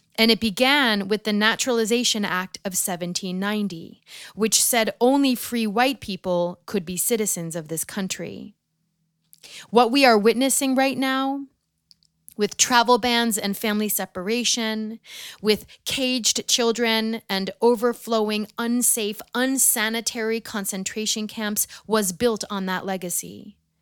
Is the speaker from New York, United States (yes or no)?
yes; outside of Manhattan, New York, United States; the school that I grew up in outside of Manhattan